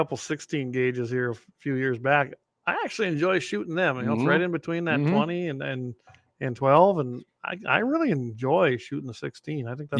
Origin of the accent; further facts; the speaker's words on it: Minnesota, United States; back in my days growing up in Minnesota, our zone was shotgun only, and I carried a 410.